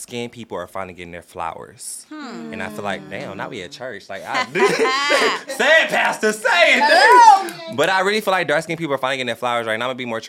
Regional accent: the South, United States; I'm from the South

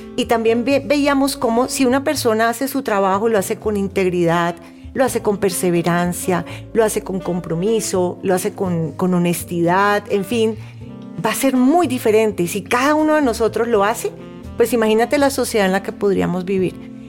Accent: Cali, Valle del Cauca, Colombia; now in Bogotá, Colombia; Originalmente soy de Cali, pero ya muchos años acá en Bogotá.

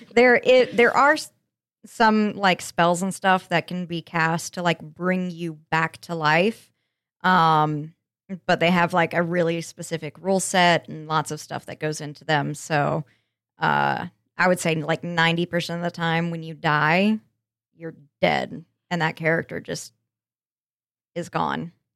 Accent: Colorado, United States; moved away; I'm from Landlocked, Colorado

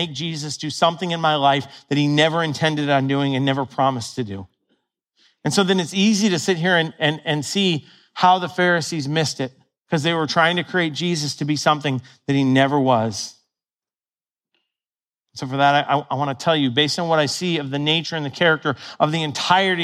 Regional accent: Ohio, United States; When I was a little kid, I grew up in Ohio

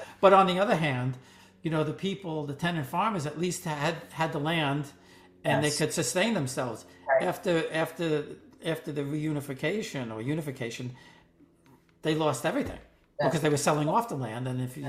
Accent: Corona, New York, United States; a little bit about background about my growing up in Corona, Queens, and what that was like with two Italian-American families.

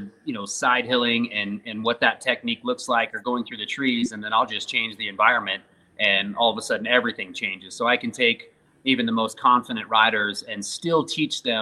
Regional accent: Wyoming, United States; I was born in Wyoming. I live in Wyoming

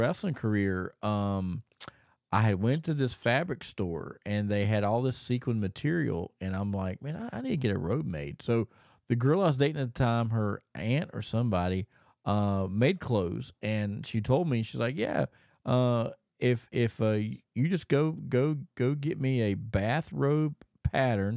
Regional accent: Thomasville, North Carolina, United States; Thomasville, North Carolina, my hometown where I was originally grew up

